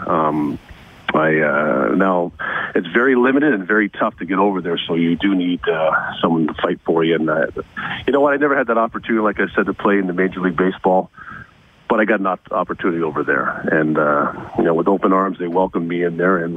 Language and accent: English; Scarborough, Ontario, Canada; now in Edmonton, Canada; I grew up in Scarborough, Ontario, Canada